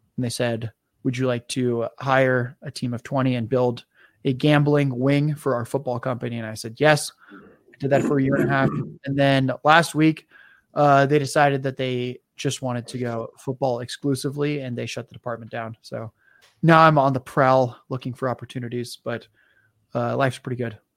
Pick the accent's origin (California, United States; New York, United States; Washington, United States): California, United States; San Diego; also born or lived in Detroit; I then moved back to where I grew up in San Diego